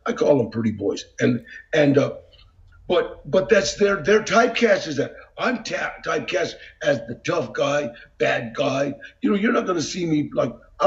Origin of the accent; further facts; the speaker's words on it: Los Angeles, California, United States; growing up in Los Angeles, you become Los Angeles